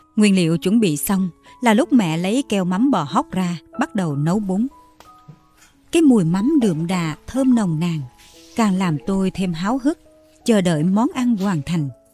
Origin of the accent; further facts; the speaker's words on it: Mekong Delta, Vietnam; là người con sinh ra và lớn lên ở miền Tây